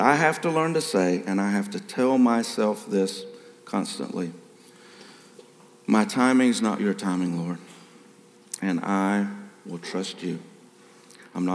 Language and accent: English; South Carolina, United States; I was raised in South Carolina